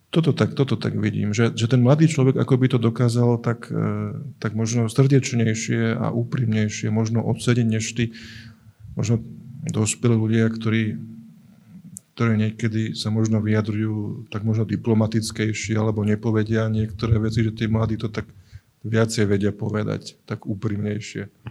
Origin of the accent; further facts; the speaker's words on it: Trnava, Trnava Region, Slovakia; u nás v Trnave, alebo aj u Brania v Trnave, e, sa tak hovorí, že keď chceš vezeť veľké veci, opýtaj sa malých dzeci